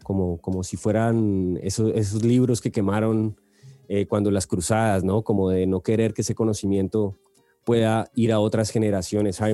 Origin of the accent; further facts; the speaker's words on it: Colombia; nuestra historia como colombianos